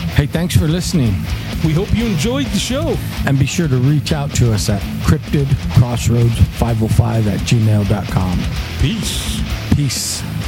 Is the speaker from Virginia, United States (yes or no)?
no; New Mexico, United States; we're from the New Mexico area